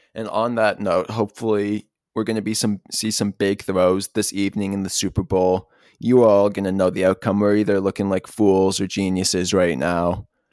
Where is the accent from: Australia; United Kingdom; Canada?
Canada; Toronto, Ontario; born or raised there